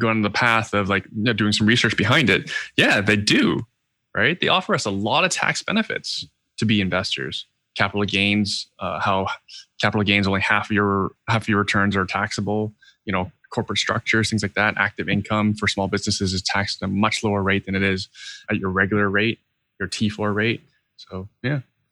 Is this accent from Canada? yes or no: yes; Canada; being Canadian